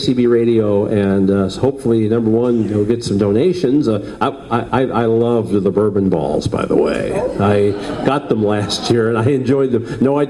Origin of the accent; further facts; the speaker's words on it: Chicago, Illinois, United States; I'm from Chicago. So we're both from Chicago.